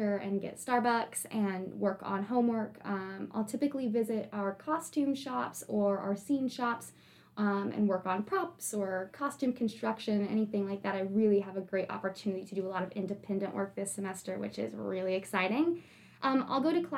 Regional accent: Dayton, Ohio, United States; moved away as an adult; now in High Point, United States; I'm from Dayton, Ohio

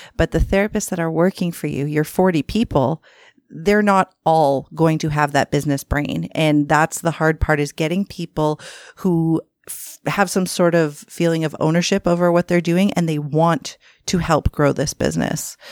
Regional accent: Toronto, Ontario, Canada; I am from Scarborough, born and raised

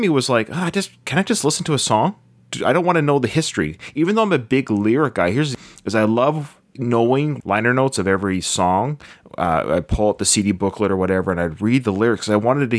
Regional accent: Victoria, British Columbia, Canada; I'm from Victoria, born and raised in Victoria, British Columbia

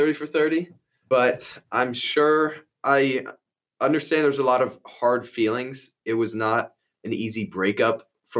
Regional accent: Baltimore, Maryland, United States; growing up in Baltimore

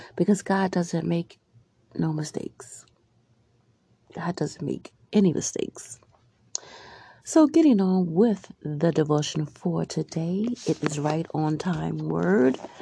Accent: Albany, New York, United States; also born or lived in Maryland; Growing up in Albany, between Albany and Maryland, I remember living in Albany, the Arbor Hill area, and I lived with my grandparents

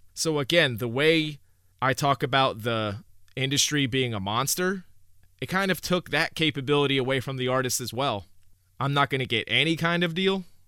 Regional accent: Newburgh, New York, United States; also born or lived in Oneonta, New York; I grew up in Newburgh, New York, which is, uh, in the Hudson Valley area

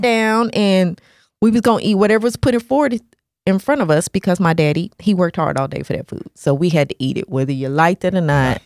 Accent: Nashville, Tennessee, United States; moved away; also born or lived in Hawaii; We grew up in Nashville, Tennessee, a very racist area

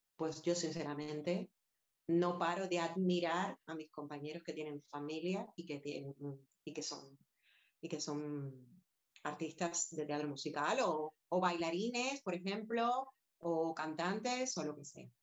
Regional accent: Havana, Cuba; now in Madrid, Spain; sé que soy cubana y he nacido allí, pero si me dices, ¿dónde es tu hogar? Pues evidentemente hace 22 años que vivo aquí y me conozco más esta ciudad que La Habana, que fue donde, donde yo nací

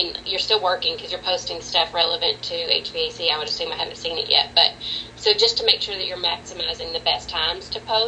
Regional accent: Texas, United States; So I'm from Texas. So whenever I was in Texas, I did full facilities management.

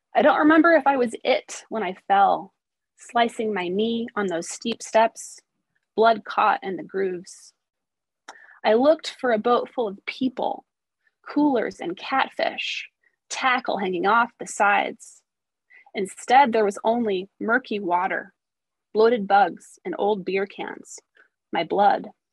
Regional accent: Missouri, United States; now in Portland, United States; I grew up in Missouri

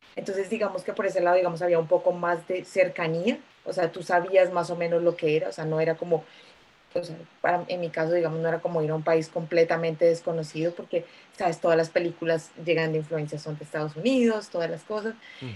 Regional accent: Bogotá, Colombia; moved away as an adult; also born or lived in New York / Santiago, Chile; now in United Kingdom; soy colombiana, nací en Bogotá hace muchos, muchos años

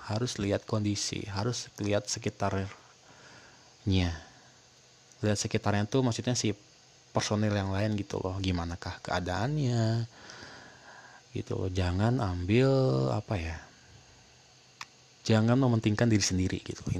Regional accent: Bogor, West Java, Indonesia; karena gue orang Bogor kan jadi gue tahu di Kemuning tuh gedung Kemuning di belakang kantor DPRD kan situ ada tuh ada acara situ

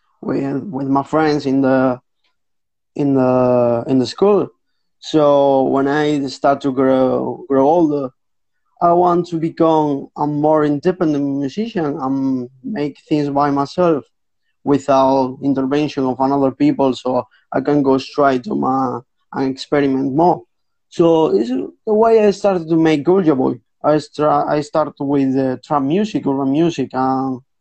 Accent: Spain; English is a second language; I'm from Spain

